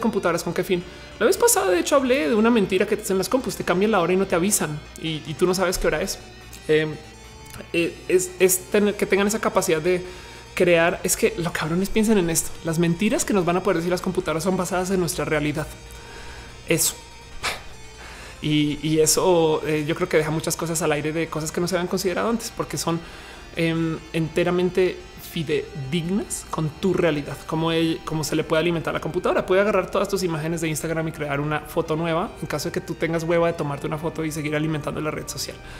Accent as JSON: {"language": "Spanish", "region": "Colima", "country": "Mexico", "said": "Soy de Colima"}